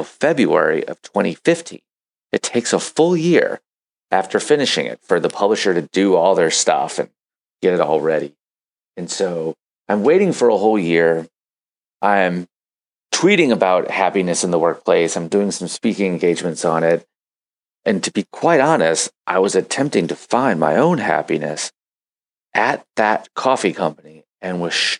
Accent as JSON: {"language": "English", "town": "St. Louis", "region": "Missouri", "country": "United States", "tie": "born or raised there", "said": "here in St. Louis, Missouri, middle of the United States, my hometown, my home country."}